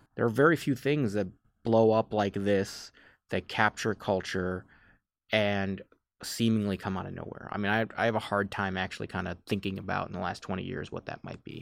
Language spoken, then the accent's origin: English; Chicago, Illinois, United States; also born or lived in Washington, D.C. / Los Angeles; I grew up in the suburbs of Chicago